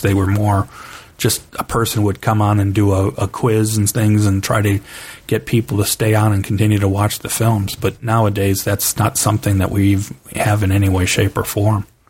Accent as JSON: {"language": "English", "town": "Cleveland", "region": "Ohio", "country": "United States", "tie": "born or raised there", "said": "I grew up in Cleveland, Ohio"}